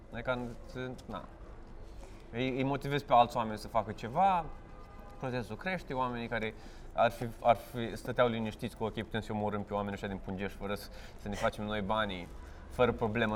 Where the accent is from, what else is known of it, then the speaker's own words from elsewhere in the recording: Vaslui, Vaslui County, Romania; moved away; am plecat din Vaslui